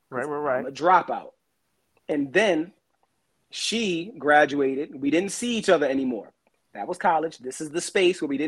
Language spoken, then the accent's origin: English; Brooklyn, New York, United States; I'm from Brooklyn. I did it the other way.